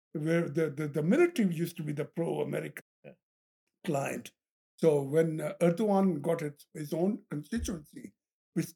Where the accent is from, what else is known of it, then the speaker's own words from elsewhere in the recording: Pakistan; now in United States; I'm a Pakistani